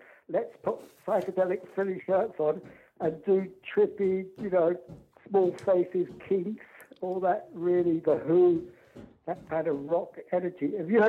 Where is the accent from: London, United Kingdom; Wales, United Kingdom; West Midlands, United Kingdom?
London, United Kingdom; I said, I come from London.